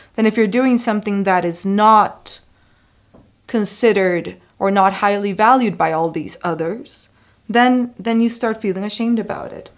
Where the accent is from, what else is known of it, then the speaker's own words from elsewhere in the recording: Costa Rica; moved away as an adult; I am an international student. I'm from Costa Rica